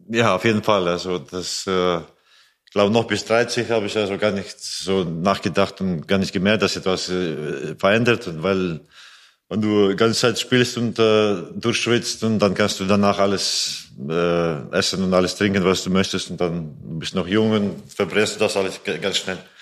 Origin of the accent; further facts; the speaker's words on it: Riga, Latvia; German is a second language; moved away as an adult; also born or lived in Iceland / Germany; now in Melsungen, Germany; Lettland ist mein Geburts äh, mhm. Geburtsland